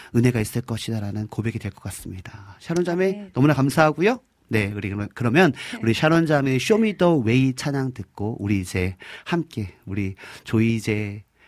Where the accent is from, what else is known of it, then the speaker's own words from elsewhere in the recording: Hwacheon, Gangwon, South Korea; moved away; 저는 뭐 강원도 화천군 하남면 원천리 산반에 살았던 완전 시골뜨 완전 완전 시골뜨기였거든요